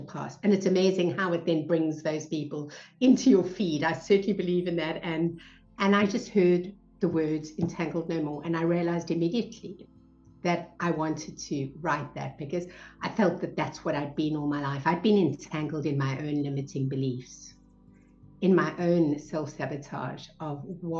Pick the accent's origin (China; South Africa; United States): South Africa; Cape Town, Western Cape; moved away as an adult; I was brought up in South Africa. So we moved around a lot and I spent most of my life in Cape Town, South Africa